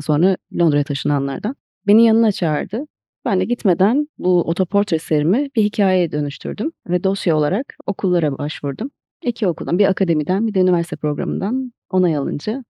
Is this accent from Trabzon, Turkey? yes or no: no; Diyarbakır, Diyarbakır Province, Turkey; moved away as an adult; also born or lived in Istanbul; Diyarbakır'da doğdum, Diyarbakır'da büyüdüm.